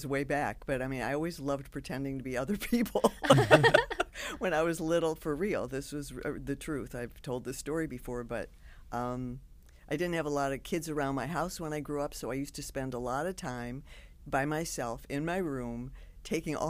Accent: Detroit, Michigan, United States; I lived in the same house my whole life till I went to college, and I went to Mumford High School in Detroit

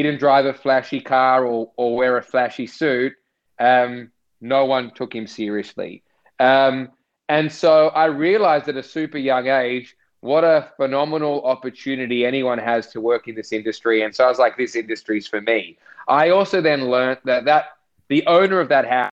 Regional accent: Sydney, New South Wales, Australia; I grew up in the North Shore in St. Ives

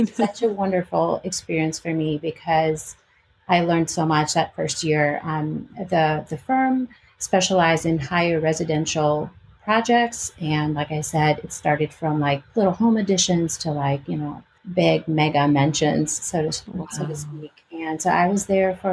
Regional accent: Albania; English is a second language; moved away as an adult; also born or lived in Greece / California / Illinois / Chicago; now in Richmond, United States; I was born in Albania and I was raised in Albania and Greece. My mom is Greek and my dad is Albanian.

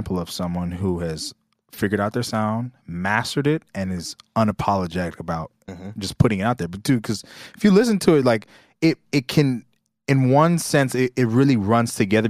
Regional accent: West Coast, United States; I'm from the West Coast

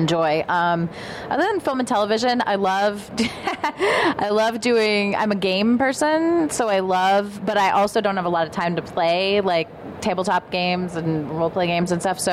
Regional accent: Ohio, United States; moved away; I grew up in Ohio

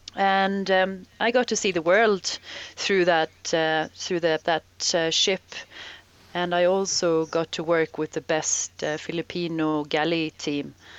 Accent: Sweden; moved away as an adult; the environment I I grew up in in Sweden.

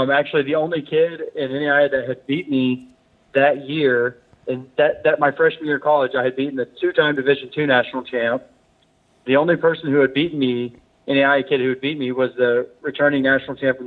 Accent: Fort Worth, Texas, United States; now in Fort Lauderdale, United States; I'm from Fort Worth, Texas

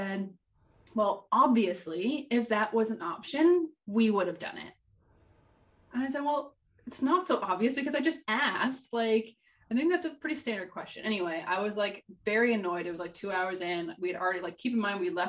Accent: Canada; As a Canadian

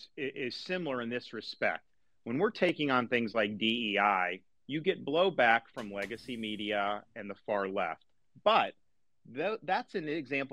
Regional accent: Tampa Bay area, Florida, United States; I'm a blue collar kid. I grew up in the Tampa Bay area working minimum wage to get through school.

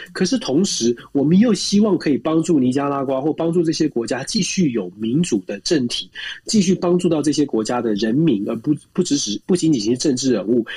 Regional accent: Taiwan; moved away; 毕竟我们在台湾也长大

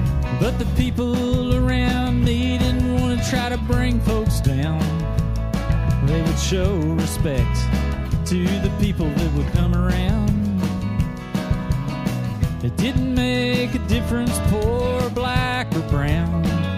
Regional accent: Kentucky, United States; I'm a Kentuckian. I'm from the South. But you won't hear hate coming from my mouth unless it's aimed at greed or maybe hate itself. How I was raised. I'm a Kentuckian.

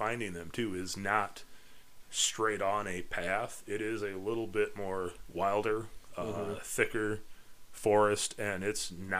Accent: Midwest, United States; But I'm from the Midwest

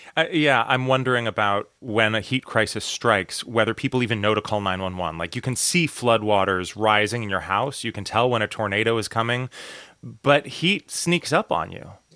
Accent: Portland, United States; when I grew up in Portland, summers were temperate

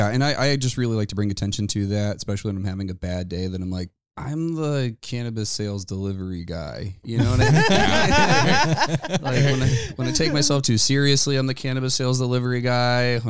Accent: Richmond, Virginia, United States; also born or lived in Oregon; now in Portland, United States; I'm originally from Richmond, Virginia.

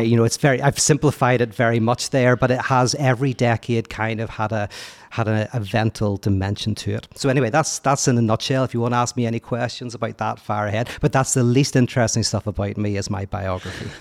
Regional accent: Belfast, Northern Ireland, United Kingdom; moved away as an adult; also born or lived in United States; I'm from Belfast, born and bred

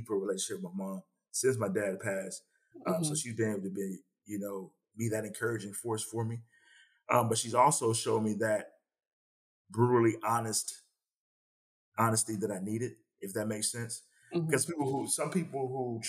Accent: Salisbury, North Carolina, United States; I'm actually from Salisbury, North Carolina. And for me, I grew up in the church.

